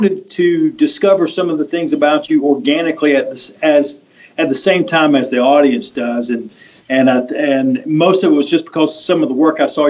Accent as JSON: {"language": "English", "region": "North Carolina", "country": "United States", "said": "I'm from North Carolina"}